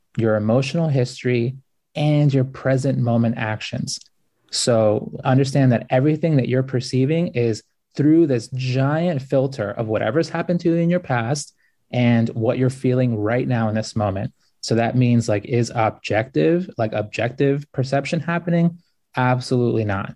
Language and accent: English; United States; I grew up like super poor, like it was hard growing up in the United States